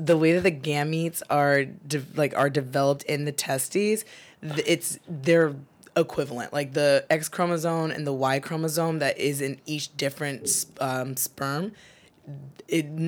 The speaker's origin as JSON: {"language": "English", "region": "New Jersey", "country": "United States", "tie": "born or raised there", "moved": "as an adult", "lives_now": "San Diego, United States", "said": "I was growing up in Jersey"}